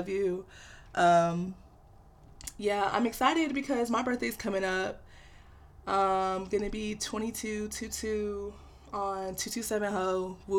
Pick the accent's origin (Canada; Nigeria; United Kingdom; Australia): Nigeria; I'm Nigerian, and any Nigerian kid knows, like, our parents have these high, high, high expectations for us